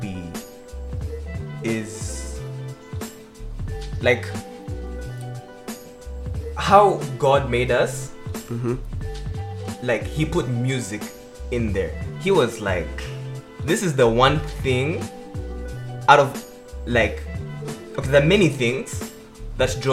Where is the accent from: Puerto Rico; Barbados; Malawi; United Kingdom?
Malawi; I come from Malawi.